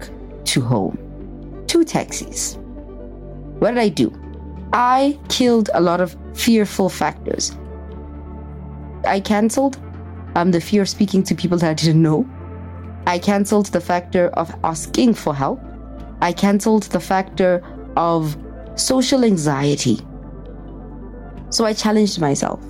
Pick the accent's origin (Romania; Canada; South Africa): South Africa; Pretoria, Gauteng; moved away; I'm a girl from Pretoria